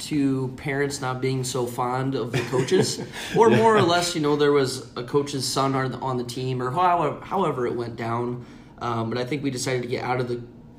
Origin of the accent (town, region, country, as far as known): Cedar Rapids, Iowa, United States; born or raised there